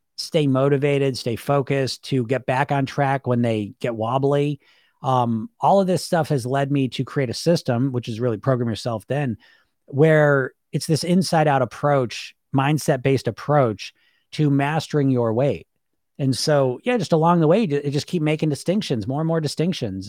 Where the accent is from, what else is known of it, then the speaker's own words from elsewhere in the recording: United States; I grew up in the Greek environment in America